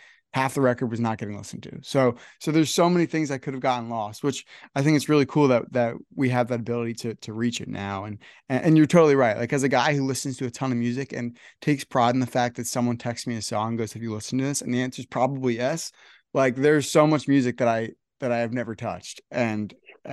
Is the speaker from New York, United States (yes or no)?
no; Northern New Jersey, United States; I'm from Northern New Jersey.